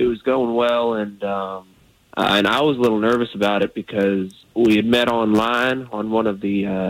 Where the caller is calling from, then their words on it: Sanford, United States; I'm from Sanford.